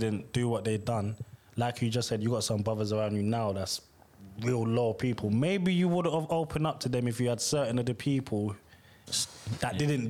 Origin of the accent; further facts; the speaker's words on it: Brixton, London, United Kingdom; I'm from Brixton and I only talk to people.